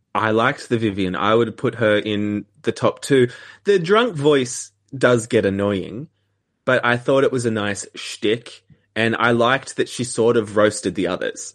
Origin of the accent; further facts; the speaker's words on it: Australia; as an Australian